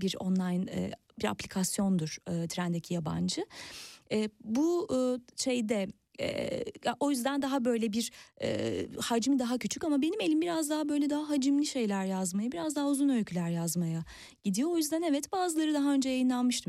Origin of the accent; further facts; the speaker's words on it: near Kandıra, Kocaeli, Turkey; benim e, büyüdüğüm yere çok yakın Kandıra'da